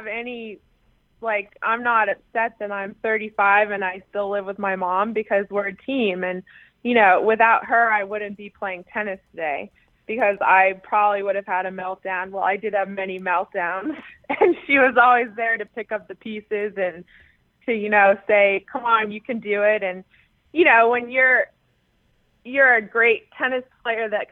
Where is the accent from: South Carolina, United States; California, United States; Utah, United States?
California, United States; San Diego; Growing up in San Diego on the beach